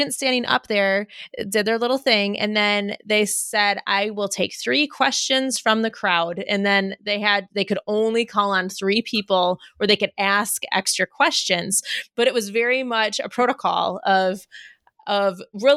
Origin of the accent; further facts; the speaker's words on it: United States; we're American